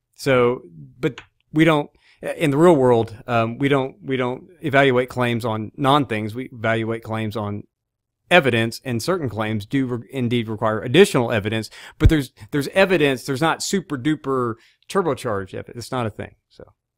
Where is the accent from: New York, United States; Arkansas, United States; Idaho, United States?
Arkansas, United States; I'm from Arkansas